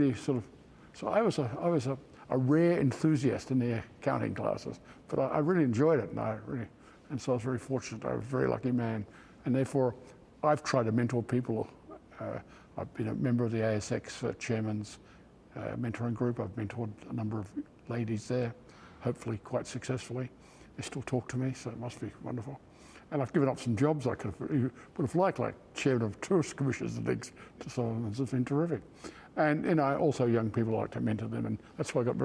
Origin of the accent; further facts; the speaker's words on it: Perth, Western Australia, Australia; moved away as an adult; also born or lived in Sydney / United States; my fond memory of in Western Australia growing up was, not only was Western Australia a wonderful place to grow up